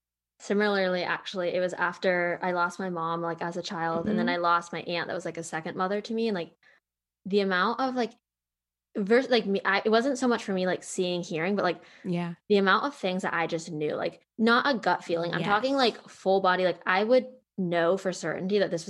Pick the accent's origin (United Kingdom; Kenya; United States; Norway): United States; Pennsylvania; now in Austin, United States; you know, I came from Pennsylvania and similar to Virginia, it felt like a big cluster